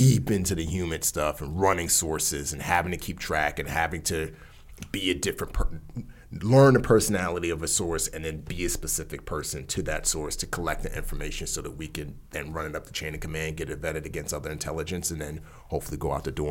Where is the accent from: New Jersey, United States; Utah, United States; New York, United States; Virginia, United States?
New York, United States; New York City; also born or lived in Nigeria; I'm a kid from the Bronx